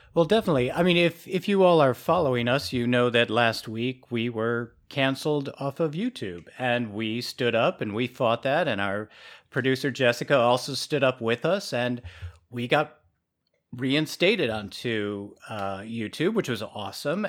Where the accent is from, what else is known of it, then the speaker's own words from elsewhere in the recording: Chicago, Illinois, United States; moved away; I grew up in Chicago